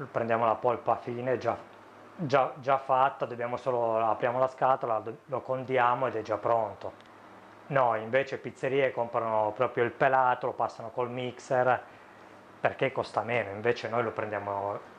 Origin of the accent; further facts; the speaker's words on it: Sicily, Italy; No, io sono siciliano.